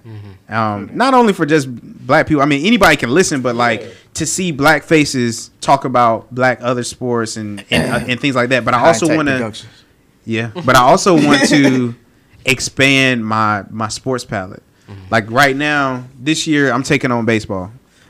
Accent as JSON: {"language": "English", "town": "Zebulon", "region": "North Carolina", "country": "United States", "said": "I'm from Zebulon."}